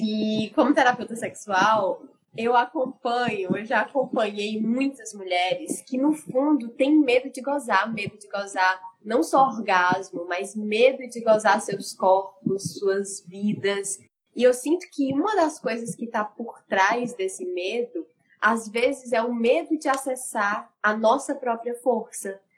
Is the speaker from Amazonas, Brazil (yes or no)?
no; Ceará, Brazil; eu sou cearense